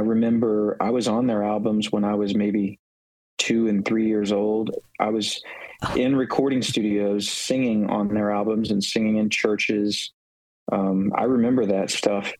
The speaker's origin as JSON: {"language": "English", "region": "West Virginia", "country": "United States", "tie": "born or raised there", "said": "I grew up in West Virginia"}